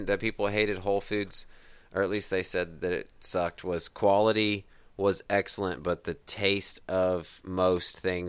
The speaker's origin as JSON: {"language": "English", "region": "Kansas", "country": "United States", "tie": "born or raised there", "moved": "yes", "said": "Price Chopper was big in my hometown in Kansas."}